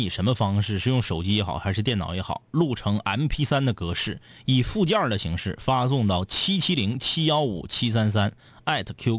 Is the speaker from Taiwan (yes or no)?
no; Northwest China, China; 刚开始有一点听不懂你们说的话，因为我是西北人，